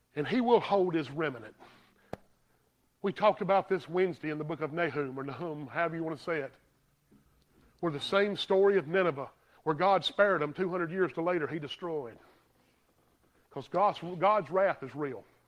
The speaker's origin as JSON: {"language": "English", "town": "Greer", "region": "South Carolina", "country": "United States", "said": "I'm from Greer"}